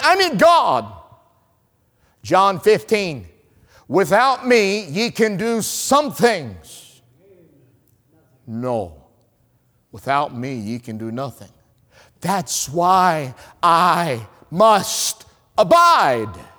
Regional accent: North Carolina, United States; I'm from North Carolina

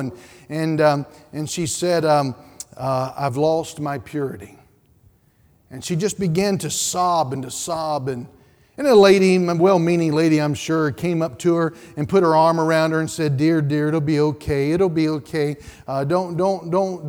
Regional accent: Statesville, North Carolina, United States; where I grew up in Statesville

